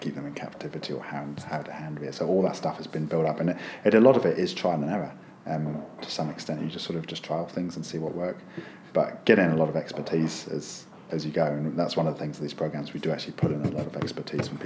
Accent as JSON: {"language": "English", "country": "United Kingdom", "tie": "born or raised there", "also_born_or_lived": "United States", "moved": "as an adult", "lives_now": "New Zealand", "said": "as a kid growing up in the UK"}